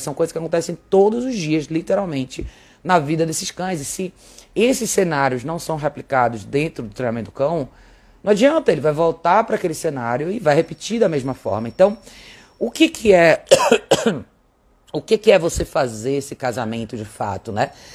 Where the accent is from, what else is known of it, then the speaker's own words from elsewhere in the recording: Brazil; como brasileiros